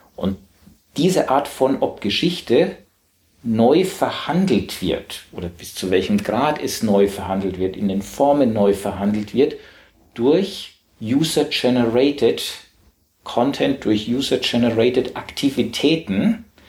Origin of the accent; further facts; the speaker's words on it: Southern Germany, Germany; accent: süddeutscher Akzent; now in Hamburg, Germany; ich komme aus Süddeutschland. Ich habe selber als Kind um acht Uhr morgens Hamburger Hafenkonzert gehört